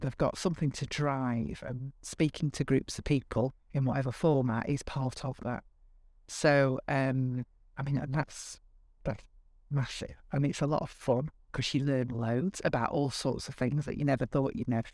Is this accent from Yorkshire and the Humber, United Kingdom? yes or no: yes; Bradford, Yorkshire and the Humber, United Kingdom; also born or lived in Liverpool / Lancashire; now in Northwich, United Kingdom; I am a Yorkshire